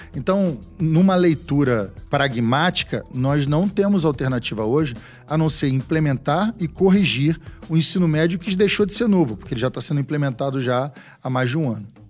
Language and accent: Portuguese; Rio de Janeiro, Brazil; Eu sou de um estado do Rio de Janeiro que tem uma vocação para o petróleo. O meu estado tem uma quantidade incomensurável de advogados